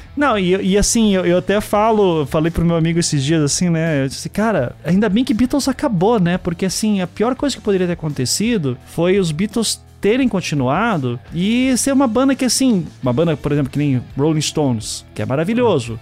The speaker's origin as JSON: {"language": "Portuguese", "town": "Curitiba", "region": "Paraná", "country": "Brazil", "tie": "born or raised there", "also_born_or_lived": "Recife", "said": "Eu só nasci em Recife, né? E vivi a vida inteira em Curitiba, a família inteira de Curitiba também"}